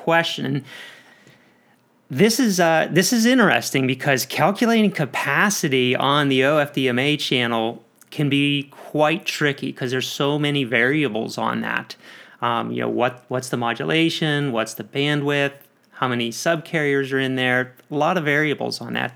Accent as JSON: {"language": "English", "region": "Pennsylvania", "country": "United States", "moved": "yes", "lives_now": "Atlanta, United States", "said": "I'm also from Pennsylvania"}